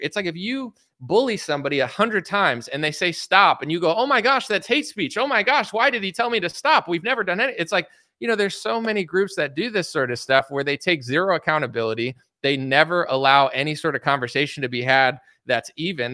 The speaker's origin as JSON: {"language": "English", "country": "United States", "tie": "born or raised there", "said": "I was born in America"}